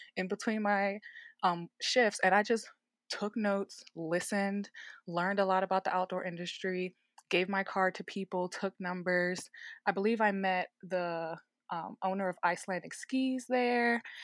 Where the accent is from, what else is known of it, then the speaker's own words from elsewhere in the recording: Baltimore, Maryland, United States; moved away as an adult; also born or lived in Richmond, Virginia; now in Denver, United States; I'm originally from Baltimore, Maryland, born and raised, and then I graduated high school, moved away to Richmond, Virginia